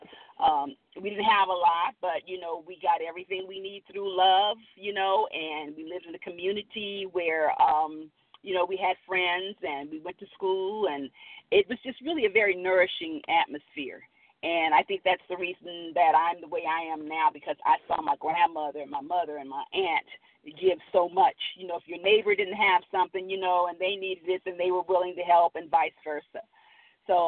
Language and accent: English; Los Angeles, California, United States; also born or lived in Midwest; I grew up in South Central Los Angeles.